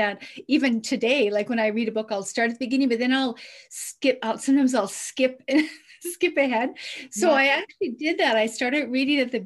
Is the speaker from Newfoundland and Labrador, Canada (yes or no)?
yes; Newfoundland and Labrador, Canada; I grew up on the East Coast in Newfoundland in Canada, in a small, small fishing village